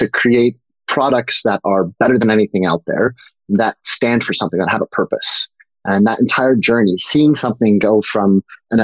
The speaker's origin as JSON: {"language": "English", "region": "New York", "country": "United States", "tie": "born or raised there", "also_born_or_lived": "Canada", "said": "I grew up in New York. I'm originally Canadian, but we grew up in New York"}